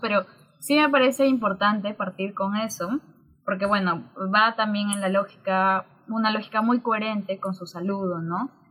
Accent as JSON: {"language": "Spanish", "town": "Juliaca", "region": "Puno", "country": "Peru", "tie": "born or raised there", "also_born_or_lived": "Cusco", "moved": "yes", "lives_now": "Lima, Peru", "said": "yo crecí en Juliaca"}